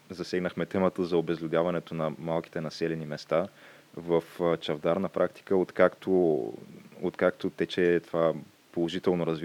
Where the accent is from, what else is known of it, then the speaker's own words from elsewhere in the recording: Targovishte, Targovishte Province, Bulgaria; Лично аз, понеже не съм от София, аз съм от Търговище, което е